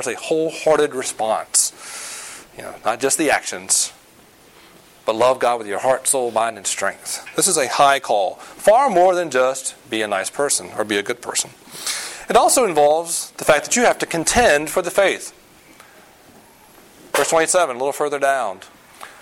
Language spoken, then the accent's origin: English; the South, United States; moved away; I grew up in the South